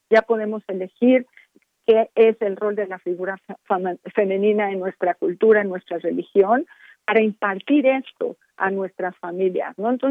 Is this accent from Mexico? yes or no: yes; Mexico; nosotros como mexicanos recibimos esta influencia de otros espacios, de otras geografías, ¿no?